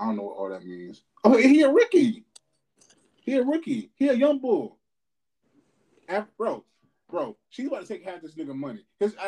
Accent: Louisville, Kentucky, United States; I'm a nigga from Louisville

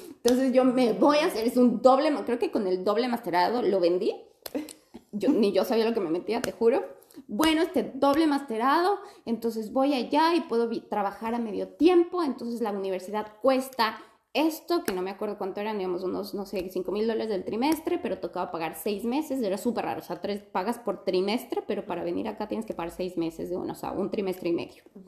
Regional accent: Ecuador; moved away as an adult; now in Adelaide, Australia; yo vine cuando tenía 23 y, y vine directo de Ecuador

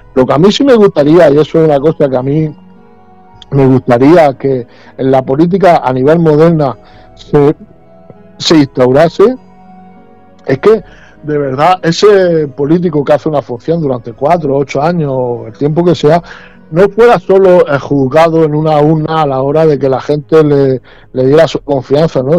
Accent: Region of Murcia, Spain; como murciano que soy

